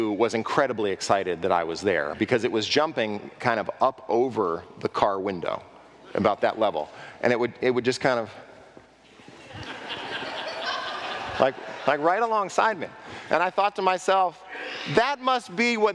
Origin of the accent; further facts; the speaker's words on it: Southern California, United States; also born or lived in Texas; I grew up in Southern California where livestock is rare.